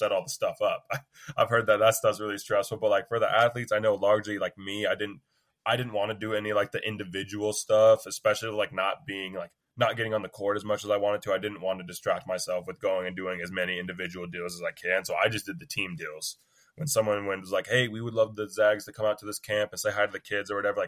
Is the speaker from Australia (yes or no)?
no; Battle Ground, Washington, United States; also born or lived in Vancouver, Washington; I'm from Battleground